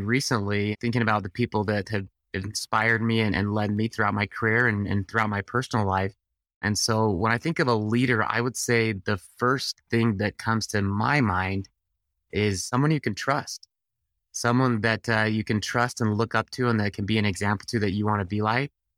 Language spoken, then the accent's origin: English; Utah, United States; I'm from Utah